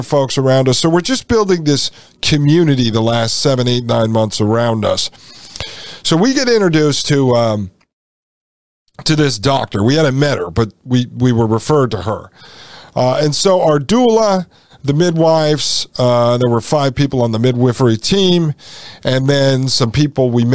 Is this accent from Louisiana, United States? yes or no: no; Connecticut, United States; I grew up in Connecticut in a small town of 10,000